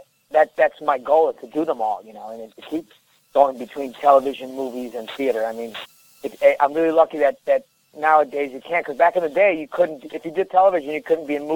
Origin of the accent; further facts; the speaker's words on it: New York, United States; also born or lived in Colombia; I'm a New Yorker, I'm fast-talking.